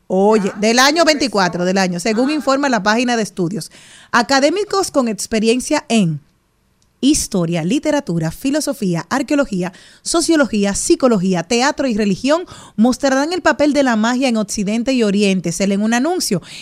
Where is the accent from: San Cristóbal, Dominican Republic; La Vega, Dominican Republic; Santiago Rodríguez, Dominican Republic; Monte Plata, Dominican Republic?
Monte Plata, Dominican Republic